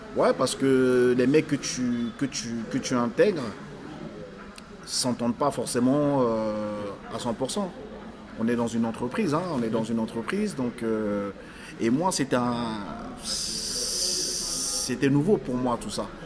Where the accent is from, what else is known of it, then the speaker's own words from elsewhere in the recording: France; also born or lived in Africa; je suis né en Afrique, j'ai grandi en France